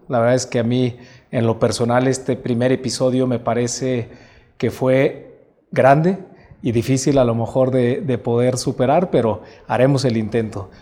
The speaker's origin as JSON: {"language": "Spanish", "country": "Mexico", "said": "tenemos un compromiso como mexicanos"}